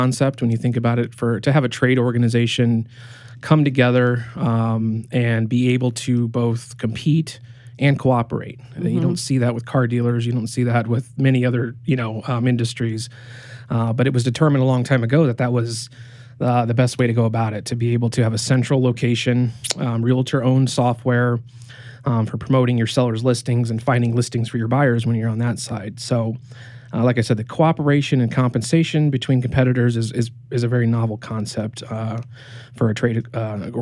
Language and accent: English; Fort Wayne, Indiana, United States; also born or lived in Las Vegas; I was born and raised here in Fort Wayne